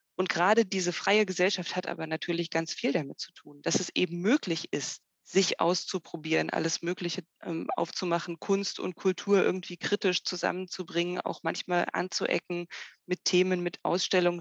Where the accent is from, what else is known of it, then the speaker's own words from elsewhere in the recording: Germany; wir als Deutsche